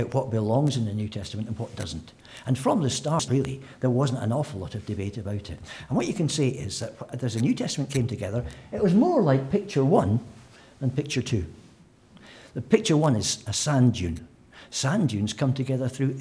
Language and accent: English; Scotland, United Kingdom; as a Scotsman